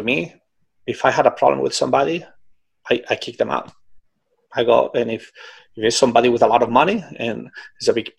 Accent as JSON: {"language": "English", "town": "Barcelona", "region": "Catalonia", "country": "Spain", "tie": "born or raised there", "moved": "yes", "said": "in Barcelona, you know, in my hometown."}